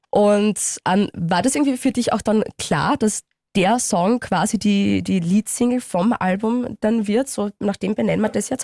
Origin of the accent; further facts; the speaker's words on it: Styria, Austria; als Steirerin